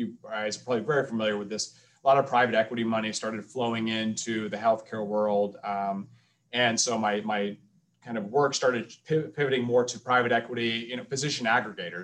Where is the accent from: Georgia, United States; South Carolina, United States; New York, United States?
Georgia, United States; Atlanta; I'm originally from Atlanta, Georgia